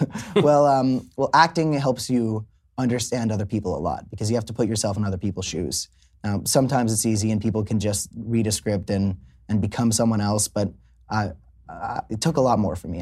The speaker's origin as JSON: {"language": "English", "region": "South Florida", "country": "United States", "tie": "born or raised there", "also_born_or_lived": "Hollywood, Florida", "said": "I grew up in South Florida."}